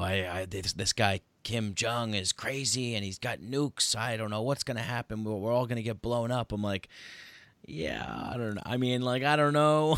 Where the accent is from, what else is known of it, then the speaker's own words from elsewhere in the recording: United States; I'm an American